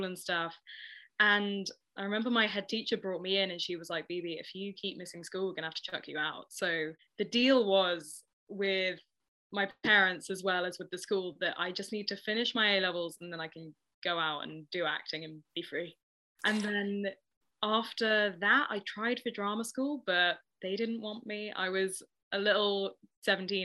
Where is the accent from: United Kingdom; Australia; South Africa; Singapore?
United Kingdom; Ealing, London; I grew up in Ealing, very sort of middle class, classic home